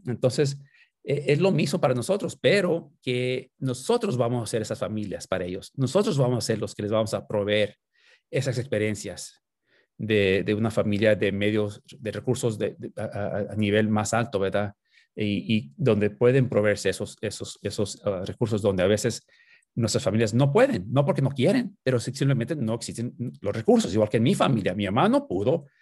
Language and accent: Spanish; Los Angeles, California, United States; also born or lived in Nicolás Bravo, Chihuahua, Mexico / Tijuana, Mexico; me creí ahí en Los Ángeles, en, los proyectos, los proyectos ah, públicos ahí, de Aliso Village, que es en el este de Los Ángeles, allá en Boyle Heights